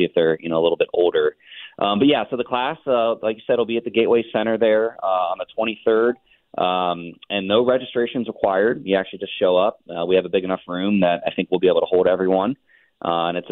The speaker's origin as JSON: {"language": "English", "town": "Cincinnati", "region": "Ohio", "country": "United States", "tie": "born or raised there", "said": "I actually grew up in Southern Ohio myself. I'm a Cincinnatian."}